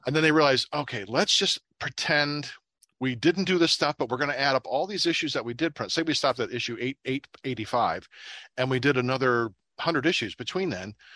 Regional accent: Little Vermilion, United States; growing up in Little Vermilion

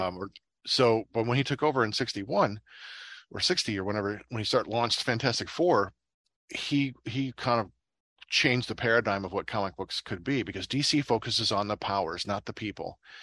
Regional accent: Little Vermilion, United States; growing up in Little Vermilion

